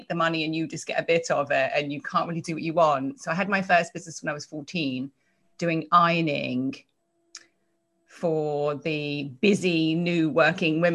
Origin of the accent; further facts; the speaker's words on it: a little town just outside of London, South East England, United Kingdom; accent: English; moved away as an adult; now in United States; I was born in England, a little town just outside of London. Well, I was born in London and then we kind of moved out